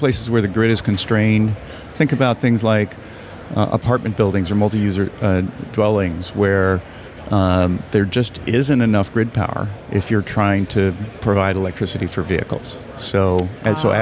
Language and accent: English; California, United States; I'm from California